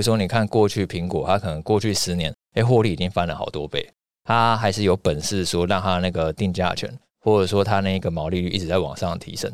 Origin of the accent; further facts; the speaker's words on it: Taiwan; 我们是台湾人嘛，对。人在台湾，生在台湾